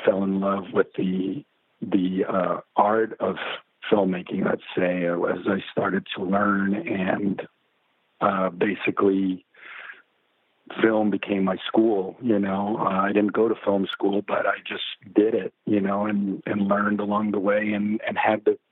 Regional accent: Mexico; moved away; also born or lived in Mexico City; I grew up in Mexico

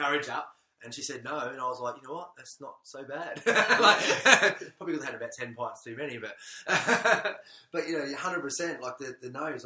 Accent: Australia; moved away as an adult; also born or lived in Southampton, England; being Australian in England

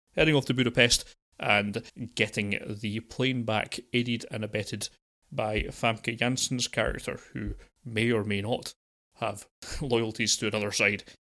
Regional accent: United Kingdom; being British

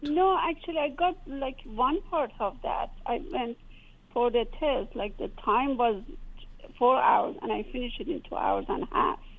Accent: Iran; moved away as an adult; now in United States; I came from Iran

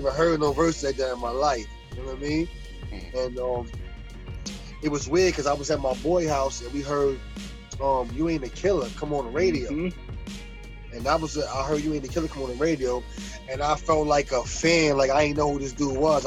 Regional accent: New York City, New York, United States; I'm from Prospect. From Prospect Avenue, born and raised

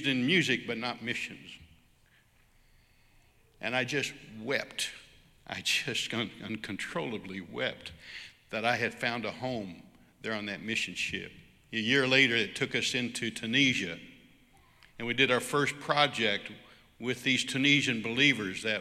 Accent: United States; I'm just an American worship leader in a church

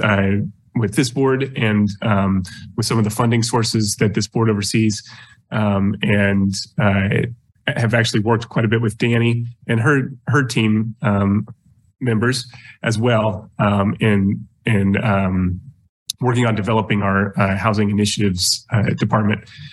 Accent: Lawrence, Kansas, United States; was actually born and raised in Lawrence, so a very long time uh, resident of Lawrence

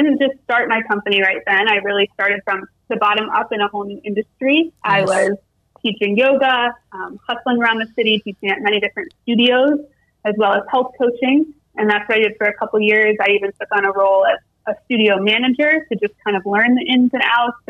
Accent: Ohio, United States; moved away as an adult; also born or lived in New York City; I grew up in Ohio.

